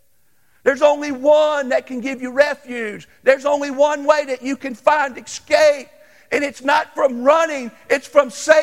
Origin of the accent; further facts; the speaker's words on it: United States; I'm an American